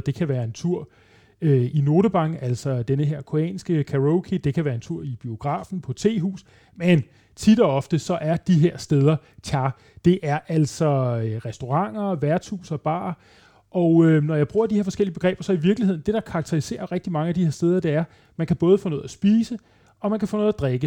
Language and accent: Danish; Denmark; jeg var dansker